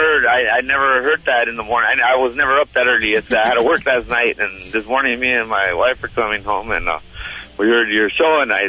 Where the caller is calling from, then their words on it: Montebello, California, United States; I'm calling from Montebello.